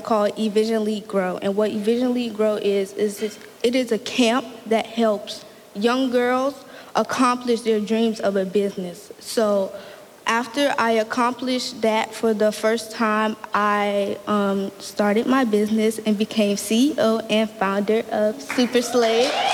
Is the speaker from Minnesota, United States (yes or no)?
no; Norfolk, Virginia, United States; also born or lived in Portsmouth, Virginia; I am from Norfolk, Virginia, but I live in Portsmouth now